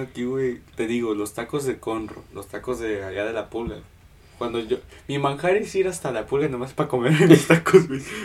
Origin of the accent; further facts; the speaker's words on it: Mexico; now in Houston, United States; Yo soy mexicano